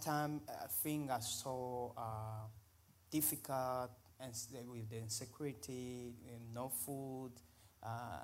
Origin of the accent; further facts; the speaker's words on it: DR Congo; English is a second language; moved away as an adult; also born or lived in Uganda; now in Columbus, United States; I'm coming from Africa, actually in the Central Africa. My country is called Congo, the Republic Democratic of Congo